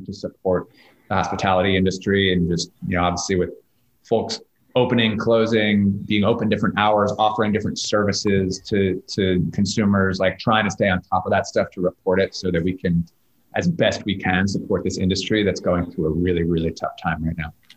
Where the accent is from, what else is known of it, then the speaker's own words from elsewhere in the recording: New York, United States; growing up in New York in the '90s